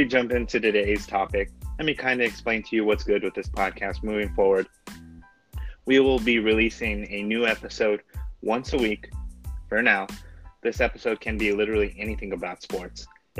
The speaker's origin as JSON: {"language": "English", "town": "Grants", "region": "New Mexico", "country": "United States", "lives_now": "Albuquerque, United States", "said": "I'm originally from Grants, New Mexico, currently in Albuquerque."}